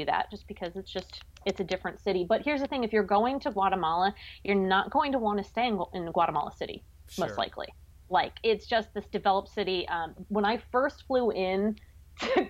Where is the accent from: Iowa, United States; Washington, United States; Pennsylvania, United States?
Pennsylvania, United States; I grew up in Pennsylvania.